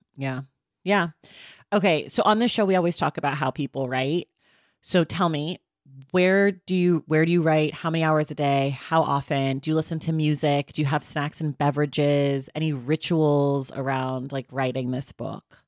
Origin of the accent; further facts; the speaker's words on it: California, United States; I'm a California native